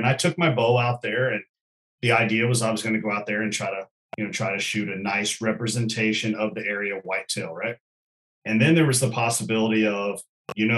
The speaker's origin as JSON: {"language": "English", "region": "Kentucky", "country": "United States", "tie": "born or raised there", "said": "growing up in Kentucky"}